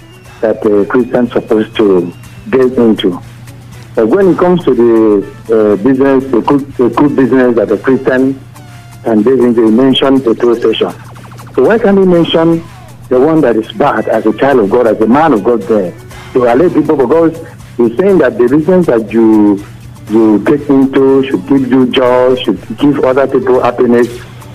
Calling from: Oyo, Nigeria; I'm calling from Oyo.

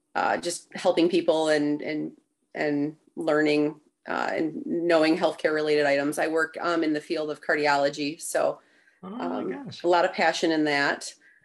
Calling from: Rockford, Michigan, United States; Rockford, Michigan.

